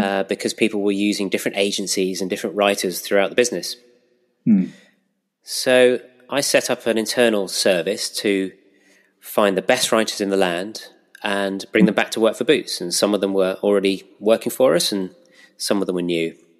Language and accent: English; Pinner, London, United Kingdom; moved away as an adult; also born or lived in Reading / West Bridgford, Nottingham; now in Nottingham, United Kingdom; I'm a North Londoner actually. I grew up in Pinner